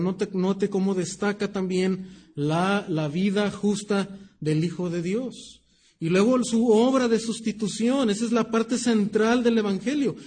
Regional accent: Mexico; nuestra cultura como mexicanos

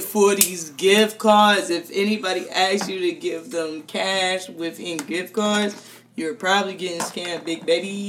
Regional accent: United States; I'm so American

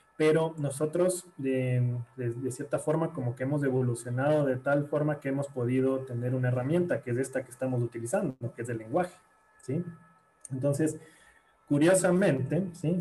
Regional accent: Guayaquil, Guayas, Ecuador; now in Quito, Ecuador; yo nací en, en Guayaquil y, después fue como me, vine a vivir acá a Quito, donde vivo actualmente

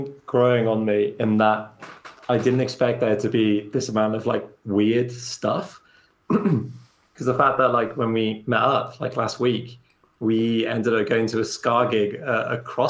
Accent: Wales, United Kingdom; Yeah, I'm Welsh

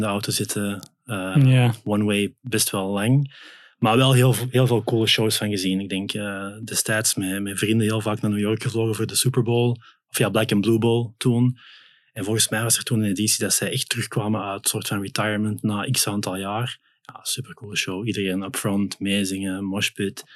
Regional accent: Belgium; also born or lived in Netherlands; now in Vianen, Netherlands; Belg bij Bird, maar ik woon toch al zes jaar in Nederland intussen

